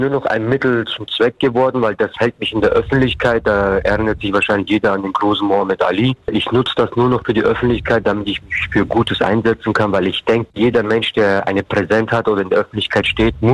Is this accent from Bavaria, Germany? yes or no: yes; Bavaria, Germany; Ich komme aus Bayern und Bayern